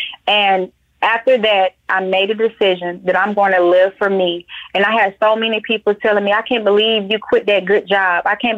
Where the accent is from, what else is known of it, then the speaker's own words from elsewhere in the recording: Atlanta, Georgia, United States; my last location where I got transferred from my job was Atlanta, my hometown.